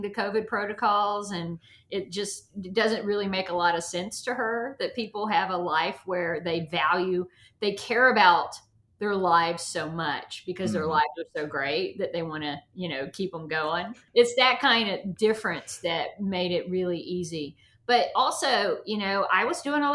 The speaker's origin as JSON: {"language": "English", "region": "the South", "country": "United States", "lives_now": "Atlanta, United States", "said": "I come from the South"}